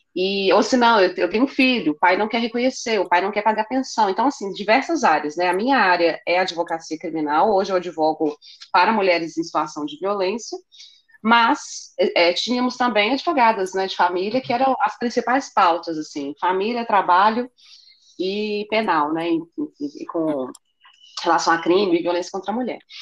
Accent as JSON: {"language": "Portuguese", "town": "Belo Horizonte", "region": "Minas Gerais", "country": "Brazil", "tie": "born or raised there", "said": "eu nasci em Belo Horizonte, meus pais nasceram em Belo Horizonte, os meus avós nasceram em Belo Horizonte"}